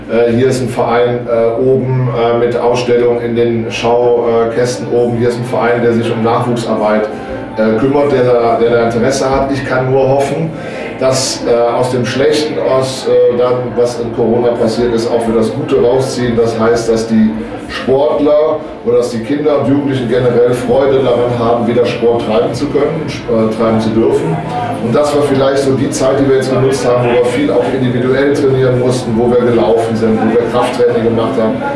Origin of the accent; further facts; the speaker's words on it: Cologne, North Rhine-Westphalia, Germany; accent: Kölsch; now in Bochum, Germany; vielleicht haben es die Zuhörer äh, von der Teutonia an meinem Akzent äh, so ein bisschen erkannt. Ich bin nicht gebürtiger äh, Bochumer, sondern ich bin eine Kölsche Jung.